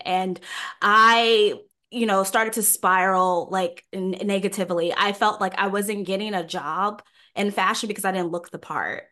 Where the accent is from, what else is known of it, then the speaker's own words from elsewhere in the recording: New York, United States; Growing up in New York